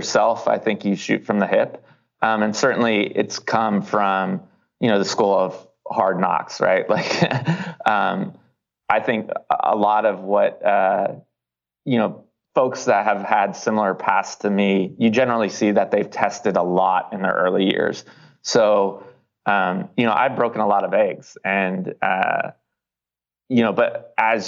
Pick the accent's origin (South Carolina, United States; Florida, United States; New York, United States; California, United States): California, United States; Davis; moved away; also born or lived in Los Angeles; my hometown of Davis is near Sacramento